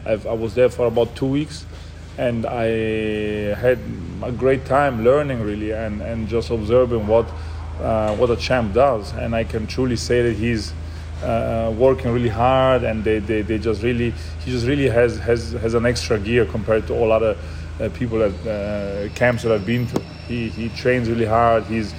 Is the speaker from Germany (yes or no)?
yes; Germany; born there; also born or lived in Italy; So I was born in Germany on a cloudy Tuesday on February 24th of 1992.